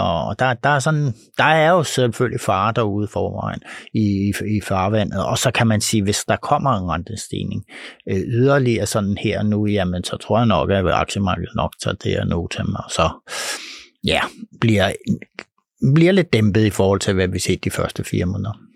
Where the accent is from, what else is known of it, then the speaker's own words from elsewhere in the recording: Denmark; vi danskere